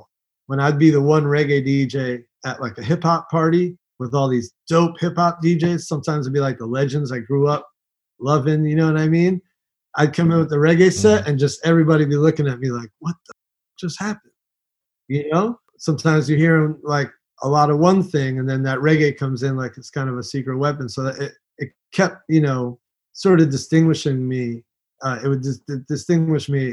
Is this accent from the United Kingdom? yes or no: no; New York City, New York, United States; Yeah, I'm from New York City. I grew up, you know, all around the boroughs.